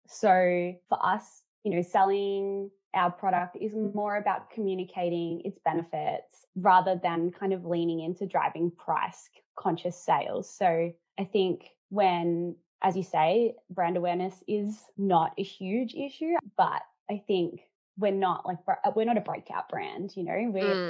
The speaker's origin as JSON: {"language": "English", "town": "Melbourne", "region": "Victoria", "country": "Australia", "said": "I come from Melbourne"}